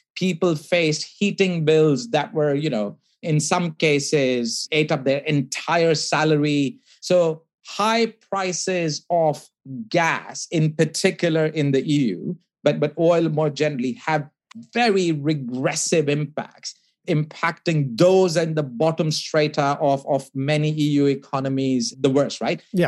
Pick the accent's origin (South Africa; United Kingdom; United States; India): India; I grew up in India